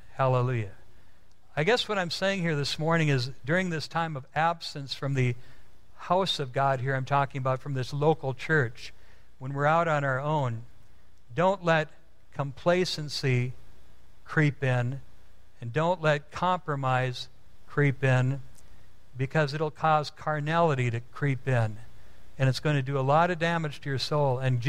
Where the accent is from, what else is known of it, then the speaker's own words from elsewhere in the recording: Midwest, United States; now in California, United States; When I moved to California, almost 19 years ago, I came from the Midwest, and in the Midwest, you've seen all of the snow out there